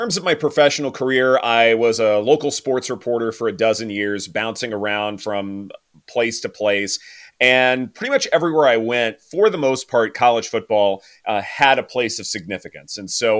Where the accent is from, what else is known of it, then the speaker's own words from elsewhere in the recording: Baton Rouge, Louisiana, United States; moved away as an adult; also born or lived in Dallas, Texas / Alabama; now in Los Angeles, United States; I grew up in Baton Rouge around a ton of LSU fans.